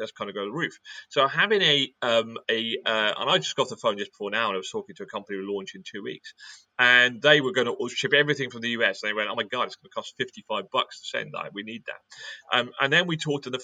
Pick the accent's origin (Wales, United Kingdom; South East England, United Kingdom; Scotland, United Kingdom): Wales, United Kingdom; I'm British or I'm Welsh, or I've got red hair